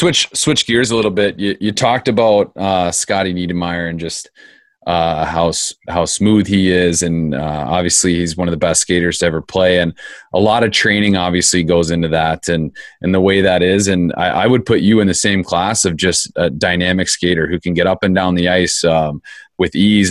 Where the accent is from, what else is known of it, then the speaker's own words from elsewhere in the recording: Phoenix, Arizona, United States; I grew up in Phoenix.